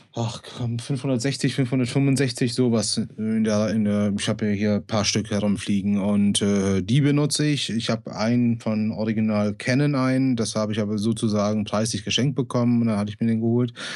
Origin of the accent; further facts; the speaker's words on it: Bonn, North Rhine-Westphalia, Germany; Ich bin gebürtiger Bonner